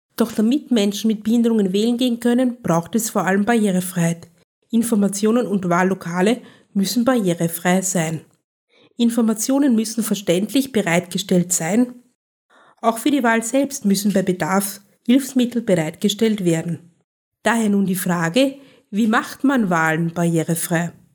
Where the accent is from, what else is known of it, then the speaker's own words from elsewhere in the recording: Austria; Bei uns in Österreich